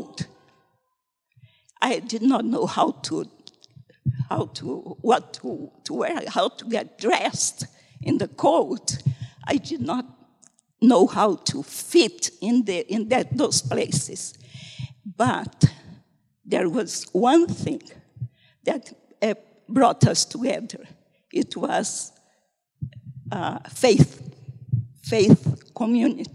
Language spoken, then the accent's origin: English; North Brazil, Brazil; moved away as an adult; I come from North Brazil, 3,000 kilometers away from him